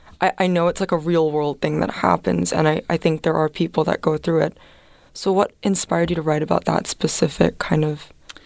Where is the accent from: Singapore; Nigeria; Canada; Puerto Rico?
Singapore; I'm from Singapore